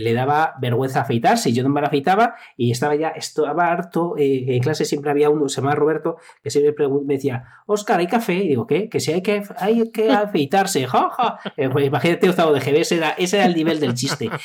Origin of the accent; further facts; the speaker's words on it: Salamanca, Castile and León, Spain; moved away as an adult; also born or lived in Zamora; en Salamanca. Soy salmantino